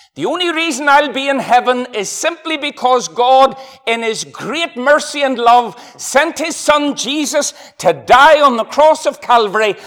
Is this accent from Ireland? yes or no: yes; Ireland; I'm from Ireland.